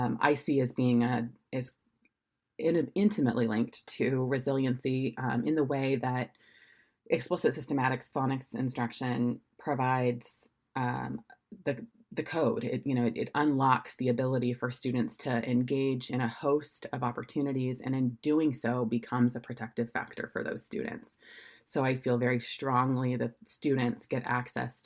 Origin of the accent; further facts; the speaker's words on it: Oregon, United States; moved away as an adult; also born or lived in San Francisco; I'm from Oregon originally, so I'm one of the few born and raised in Oregon